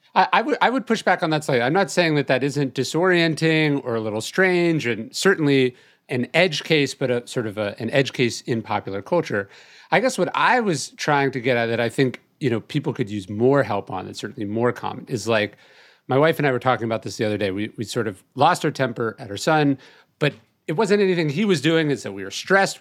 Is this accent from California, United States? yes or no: yes; California, United States; now in Texas, United States; how I grew up in California